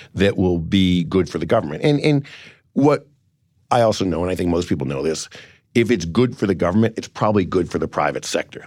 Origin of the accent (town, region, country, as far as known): Cleveland, Ohio, United States